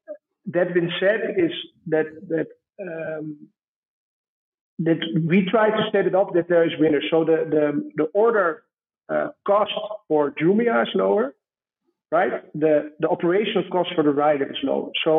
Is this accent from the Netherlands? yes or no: yes; Amsterdam, North Holland, Netherlands; accent: Dutch; English is a second language; moved away as an adult; now in Kenya; my hometown in Amsterdam